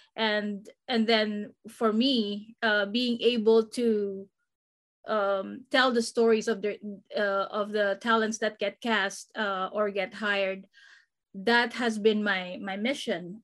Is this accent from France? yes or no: no; Philippines; also born or lived in Guam; now in Southern California, United States; I grew up in the Philippines